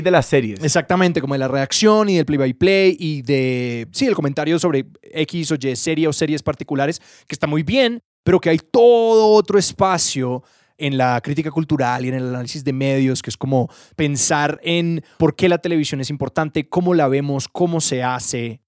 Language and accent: Spanish; Cali, Valle del Cauca, Colombia; yo nací en Cali